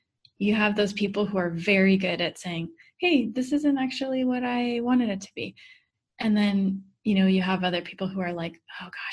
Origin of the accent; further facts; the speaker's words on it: Midwest, United States; I grew up in the Midwest